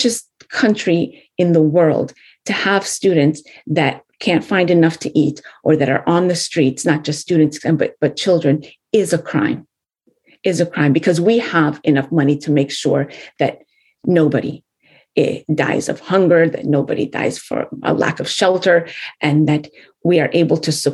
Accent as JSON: {"language": "English", "country": "United States", "tie": "born or raised there", "said": "we are the American story. You know, we were born and raised here"}